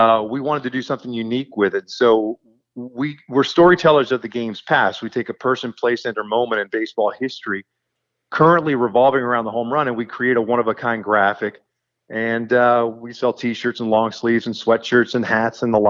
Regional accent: Kansas City, United States; moved away; I grew up in Kansas City

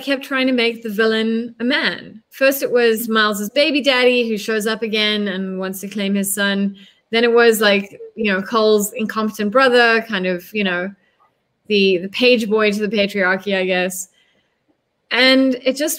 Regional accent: South Africa; also born or lived in United States; as a South African, having grown up under the apartheid state

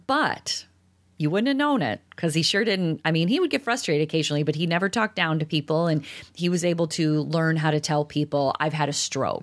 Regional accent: DeKalb, Illinois, United States; I grew up in DeKalb

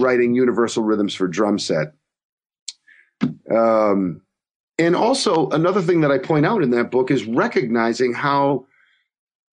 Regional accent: Massachusetts, United States; also born or lived in Providence, Rhode Island; I grew up in Massachusetts

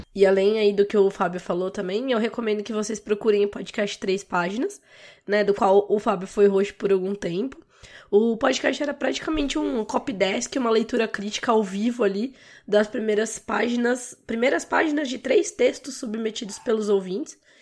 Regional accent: Brazil; como brasileiros

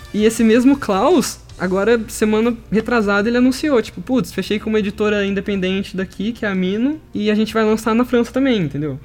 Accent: Brazil; nasci no Brasil

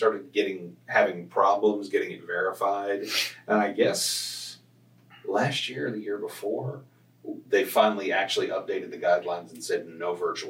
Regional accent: Garland, Texas, United States; And I grew up in Garland, which is right next

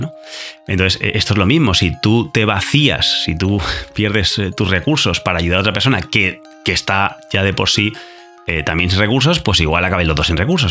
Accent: Spain; español, yo también

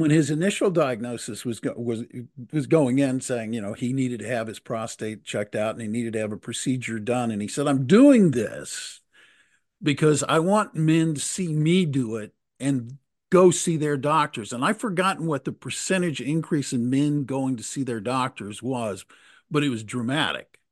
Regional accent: Texas, United States; I grew up in Texas

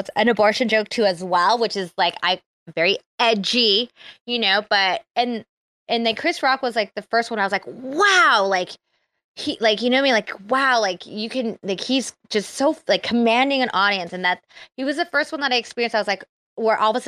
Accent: Philippines; I'm Filipino

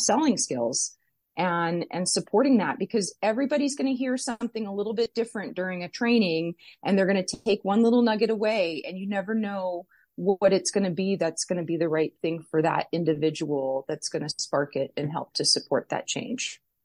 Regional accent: Las Vegas, Nevada, United States; I was born and raised here in Las Vegas

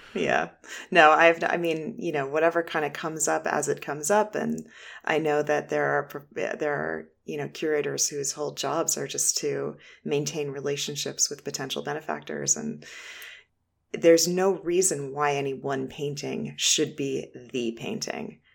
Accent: Boston, Massachusetts, United States; moved away as an adult; now in Shaker Heights, United States; I'm originally from Boston. I just moved to Shaker Heights, Ohio, a beautiful suburb of Cleveland

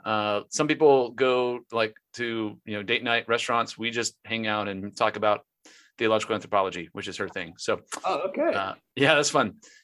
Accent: North Texas, United States; also born or lived in Louisville; I'm from this area. I grew up in North Texas, family's close to here. So this is home.

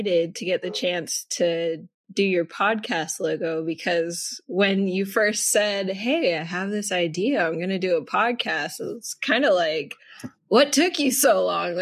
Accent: Alaska, United States; growing up in Alaska

